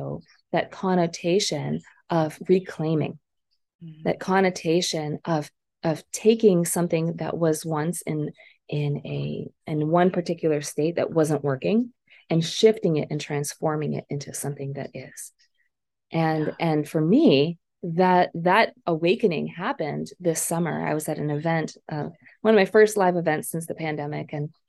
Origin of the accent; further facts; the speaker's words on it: Philippines; I grew up in the Philippines during the People Power Revolution